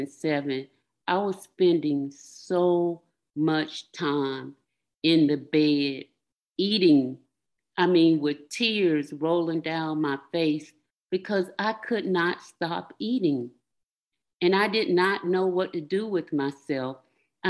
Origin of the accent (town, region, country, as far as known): North Carolina, United States; born or raised there; moved away